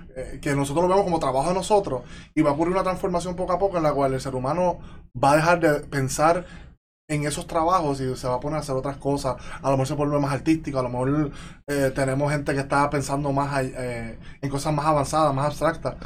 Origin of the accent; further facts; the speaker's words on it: Yabucoa, Puerto Rico; also born or lived in Chicago, United States / Mayagüez, Puerto Rico; yo vengo de Yabucoa. Yo vengo de Yabucoa, arriba, monte, una vida bien tranquila. Viví en Chicago como niño, hasta tercer grado.